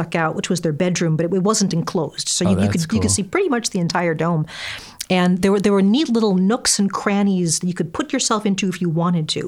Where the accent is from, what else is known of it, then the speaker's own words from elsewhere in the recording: Wisconsin, United States; I'm from Wisconsin